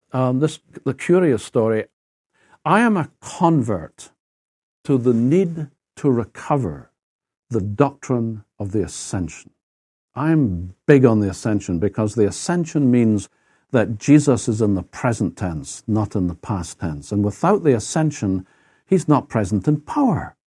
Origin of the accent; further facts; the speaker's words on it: Edinburgh, Scotland, United Kingdom; accent: Scottish; moved away as an adult; now in United States; my sense of things is actually European. I, thirty-one years, I lived my life in Edinburgh, in Scotland. I'm not American